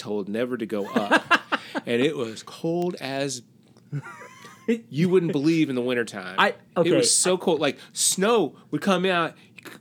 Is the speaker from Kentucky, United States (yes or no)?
yes; Paris, Kentucky, United States; also born or lived in Amsterdam, New York; When I was nine, and this is 1974, we moved from Amsterdam, New York, to Paris, Bourbon County, Kentucky.